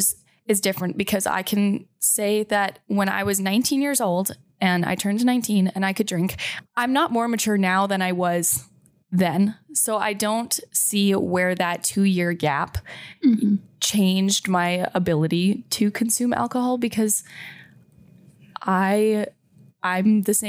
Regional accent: Saskatchewan, Canada; moved away as an adult; now in Grand Forks, United States; So I'm from Saskatchewan

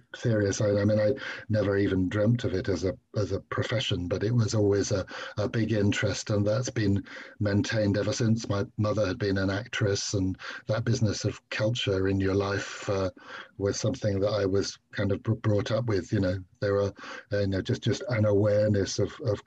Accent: London, United Kingdom; also born or lived in Dar es Salaam, Tanzania / Christ's Hospital boarding school; when I grew up, until age 11, I was in Winchmore Hill, although they were actually 2 years as a tot in Dar es Salaam.

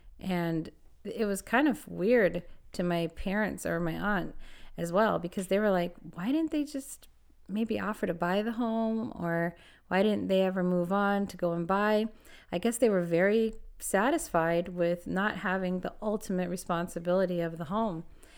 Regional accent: California, United States; And I'm from California. So, I mean, I've lived in a lot of different places.

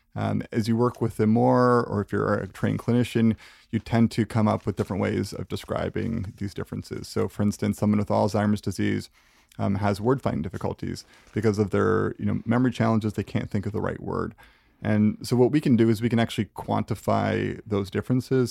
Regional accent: Canada; as a Canadian, like, we tend to be pretty modest

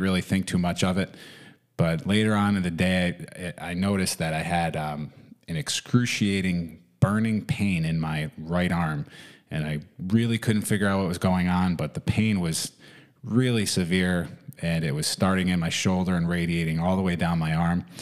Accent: New York, United States; also born or lived in Florida; I began skiing in the winters here in New York

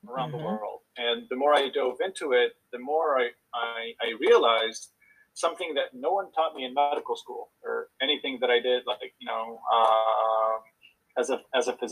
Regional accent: Israel; moved away as an adult; also born or lived in Houston, United States / Boston, United States; So originally born and raised in Israel, spent quite a bit of time in Israel and the U.S. as a kid.

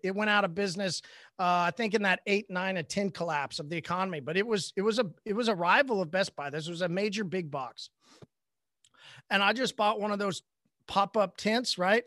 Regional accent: Oklahoma, United States; I'm from Oklahoma

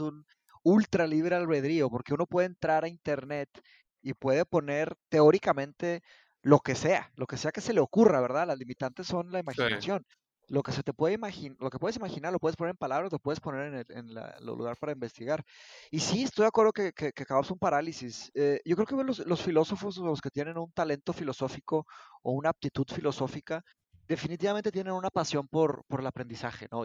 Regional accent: Mexico; also born or lived in Brazil; yo soy brasileño, yo nací en Brasil, pero me vine a ah, México cuando, tenía cinco años, me vine a México por, eh, por el divorcio de mis padres, me vine para acá y ya, aquí, aquí crecí

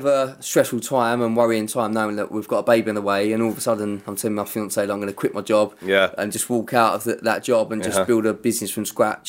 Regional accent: Romford, London, United Kingdom; now in Southend, United Kingdom; Originally Romford.

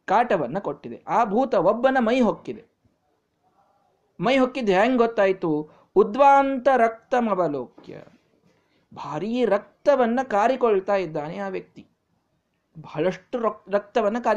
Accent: Bijapur, Karnataka, India

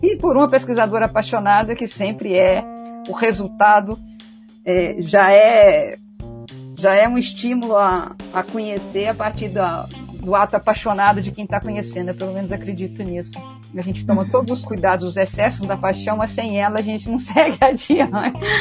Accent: Minas Gerais, Brazil; also born or lived in Rio de Janeiro; now in Salvador, Brazil; Mineira, mineira

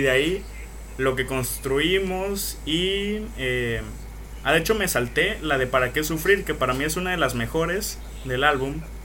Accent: Veracruz, Mexico; mi pinche tierra Veracruz

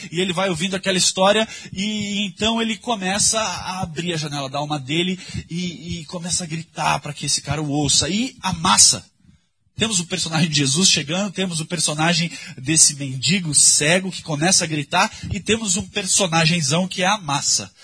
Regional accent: São Paulo, Brazil; Quando eu era adolescente, cresci aqui na Vila Madalena

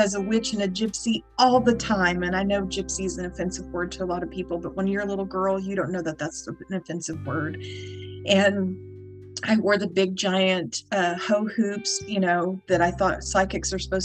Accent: Texas, United States; moved away; I grew up in Texas. I'm from Texas

